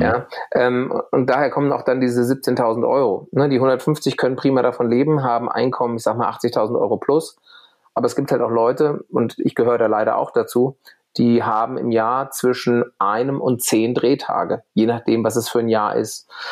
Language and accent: German; Bad Vilbel, Hesse, Germany; moved away as an adult; also born or lived in Berlin; ich gehe wieder zurück in meine Heimat nach Bad Vilbel bei Frankfurt